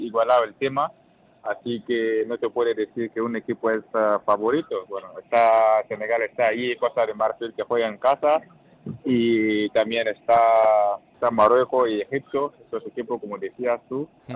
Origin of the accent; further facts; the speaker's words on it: Burkina Faso; also born or lived in Sweden / Moldova / Denmark / Hong Kong; now in Logroño, Spain; yo soy uno de los capitanes de las selección de Burkina ahora y, como habéis dicho, bueno, muy conocido en mi país